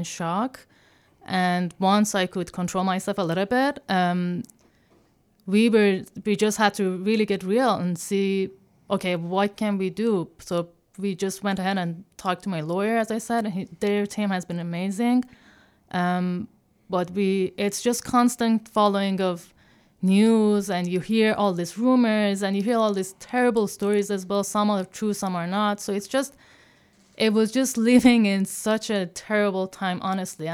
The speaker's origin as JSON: {"language": "English", "town": "Tehran", "region": "Tehran Province", "country": "Iran", "tie": "born or raised there", "also_born_or_lived": "Dubai / Australia", "moved": "as an adult", "lives_now": "Chicago, United States", "said": "I was born and raised in Tehran, in Iran, and had an amazing childhood"}